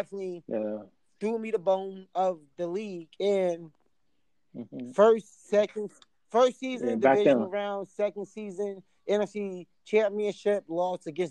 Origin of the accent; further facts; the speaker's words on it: New York City, New York, United States; moved away as an adult; now in Pennsylvania, United States; I live in PA, but I was born and raised in New York.